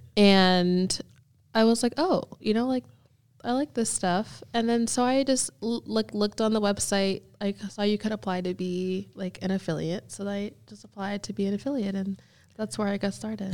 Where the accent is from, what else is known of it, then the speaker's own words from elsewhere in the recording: Erie, Pennsylvania, United States; also born or lived in Houston, Texas / Naples, Florida; now in Jacksonville, United States; I grew up in Pennsylvania